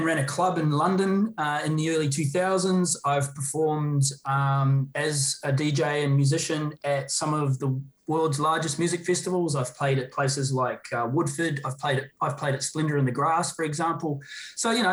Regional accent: New Zealand; I'm obviously a Kiwi

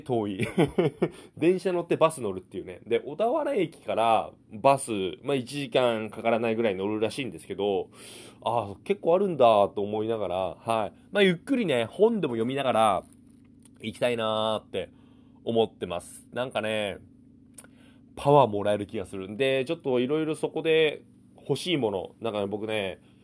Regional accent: Chiba, Japan; now in Kanagawa, Japan; 僕地元千葉だ千葉だ

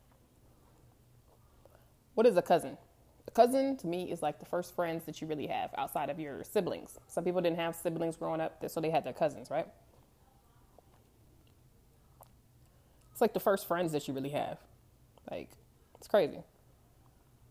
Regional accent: California, United States; moved away as an adult; also born or lived in Denver, Colorado; most of them migrated to California. That's where I grew up. But I was born in Denver

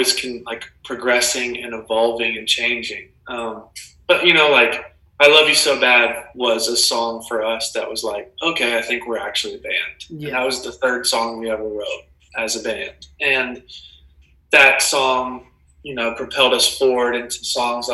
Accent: Tulsa, Oklahoma, United States; I'm from Tulsa, Oklahoma, basically the middle of nowhere

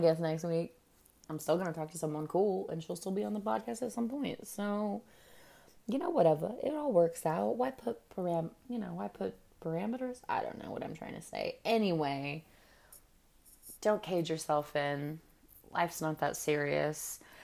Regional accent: California, United States; now in New York, United States; I'm from California

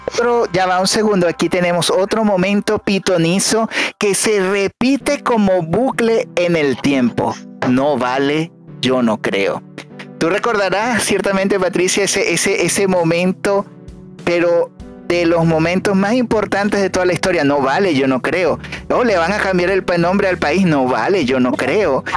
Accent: Venezuela; moved away; nosotros los venezolanos

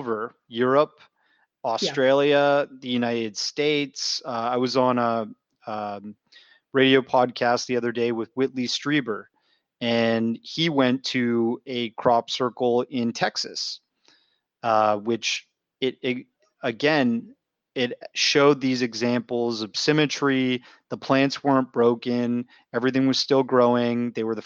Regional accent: Canada; I'm from Canada

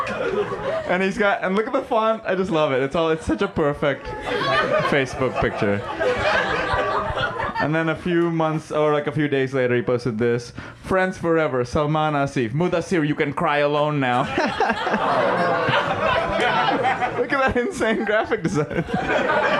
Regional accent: Mumbai, Maharashtra, India; moved away; I'm Indian. If you can't tell, I grew up in Mumbai in India

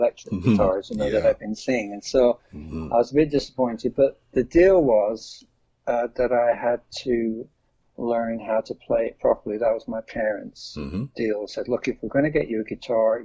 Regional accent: Lancashire, North West England, United Kingdom; I was from the northwest of England, Lancashire

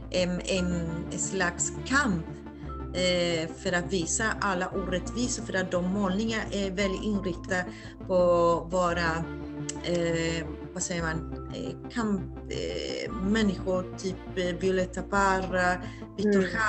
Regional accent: Valparaíso, Chile; now in Gothenburg, Sweden; att du hamnade i Valparaiso och lärde känna min, mitt hemstad

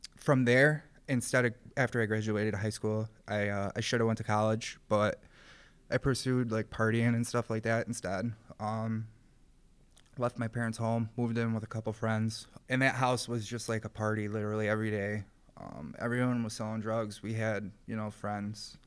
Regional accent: Rochester, New York, United States; I grew up in the city of Rochester

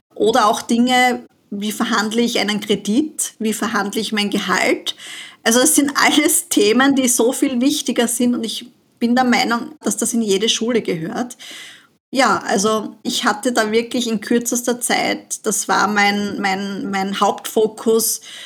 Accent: Austria; bei uns in Österreich

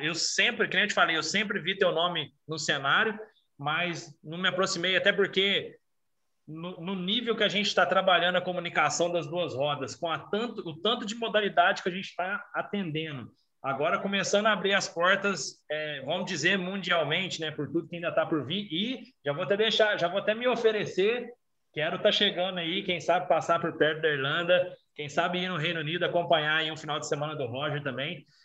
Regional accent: Brazil; eu sou brasileiro

